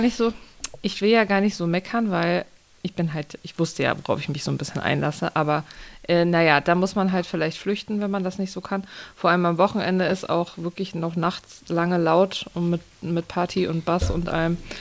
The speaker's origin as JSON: {"language": "German", "region": "Rhineland", "country": "Germany", "moved": "yes", "lives_now": "Soest, Germany", "said": "Rheinland, wo ich herkomme."}